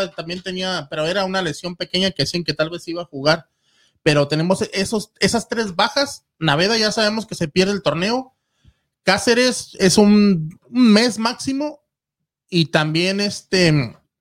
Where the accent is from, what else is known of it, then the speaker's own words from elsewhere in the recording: Ciudad Juárez, Chihuahua, Mexico; Yo, soy de Ciudad Juárez